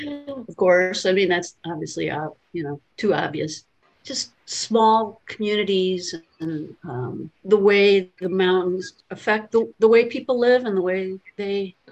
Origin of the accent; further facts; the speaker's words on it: Chicago, Illinois, United States; moved away as an adult; also born or lived in West Virginia; now in Baltimore, United States; I'm from Chicago originally. I lived in Appalachia for a while, and about 10 years, and I've lived in Baltimore for many years. But there's still part of me that really feels like Chicago is home. I grew up there, you know, left there in my 30s